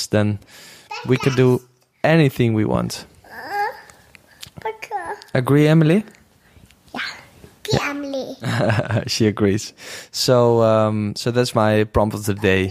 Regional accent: Netherlands; accent: Dutch; English is a second language; I'm a Dutchie, so you can hear that in my accent.

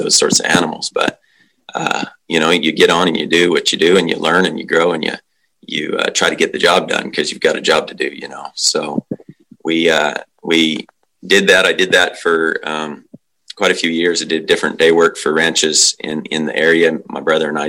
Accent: Western Slope of Colorado, United States; moved away as an adult; also born or lived in Wyoming; now in New Zealand; I grew up in Colorado, Western Slope of Colorado.

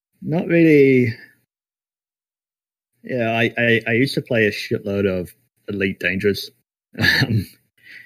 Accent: New Zealand; we're actually all from New Zealand

